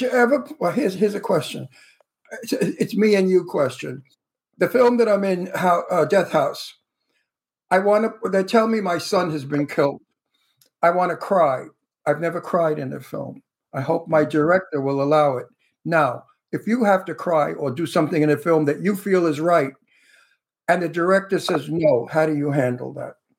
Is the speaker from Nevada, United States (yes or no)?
no; New York City, New York, United States; accent: Brooklyn; I could talk like I come from Brooklyn because I really do come from Brooklyn, you know. So my accent is a real accent